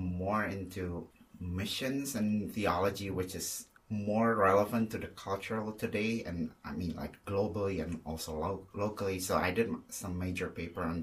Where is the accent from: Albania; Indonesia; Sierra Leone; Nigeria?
Indonesia; moved away as an adult; also born or lived in Australia; now in Chicago, United States; I come from Indonesia, so I myself am Chinese, Indonesian to be more specific